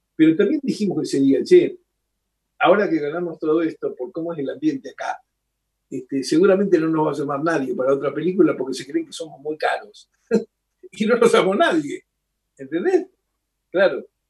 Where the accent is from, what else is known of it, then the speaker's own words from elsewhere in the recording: Rosario, Santa Fe, Argentina; now in Buenos Aires, Argentina; soy rosarino